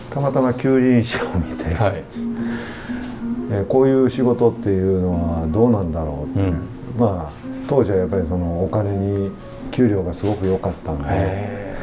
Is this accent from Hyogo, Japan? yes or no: yes; Awaji Island, Hyogo, Japan; also born or lived in Tokyo; 私もともと淡路島出身なんですけど